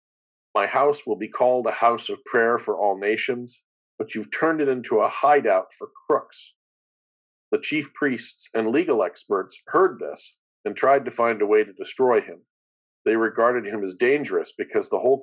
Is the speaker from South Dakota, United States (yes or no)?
yes; Rapid City, South Dakota, United States; now in Ashland, United States; I grew up in South Dakota, and my dad moved out here a couple years ago